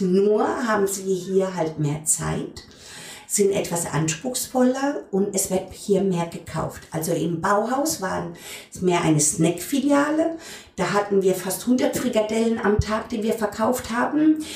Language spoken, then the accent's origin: German; Frankenthal, Rhineland-Palatinate, Germany; moved away; also born or lived in Heidelberg; wir kommen beide aus der Pfalz, auch ich, geboren in Frankenthal